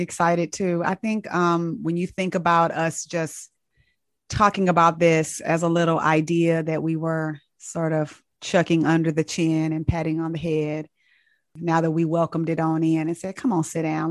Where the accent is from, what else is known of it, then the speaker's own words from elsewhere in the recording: Inglewood, California, United States; moved away as an adult; also born or lived in Tuskegee, Alabama / Nashville, Tennessee; now in Atlanta, United States; growing up in Inglewood, California